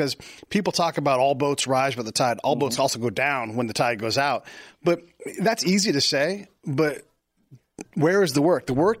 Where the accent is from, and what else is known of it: California, United States; also born or lived in Florida / Illinois